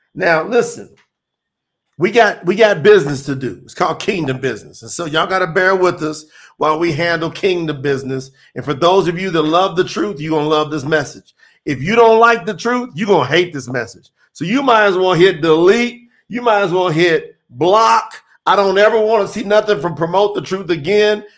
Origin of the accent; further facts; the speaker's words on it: Kentucky, United States; moved away; I'm from Kentucky. I didn't even go back home for three years